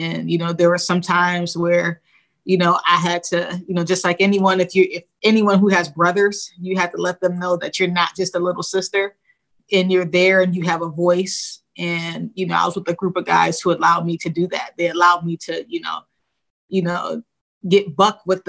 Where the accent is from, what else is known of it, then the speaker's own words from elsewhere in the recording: Rochester, New York, United States; So I'm West Side till I die for, you know, for Rochester. But, you know, that's where I grew up